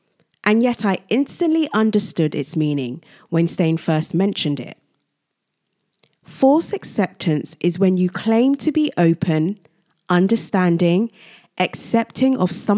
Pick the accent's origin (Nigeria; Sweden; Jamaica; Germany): Nigeria; Secondly, I am originally from Nigeria, a Commonwealth country